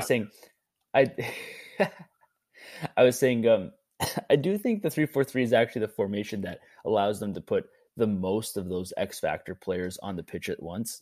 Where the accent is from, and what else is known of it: Canada